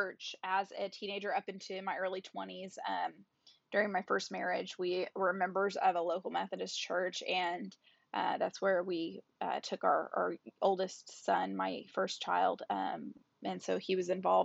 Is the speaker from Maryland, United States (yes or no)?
no; Oklahoma, United States; I was born and raised in Oklahoma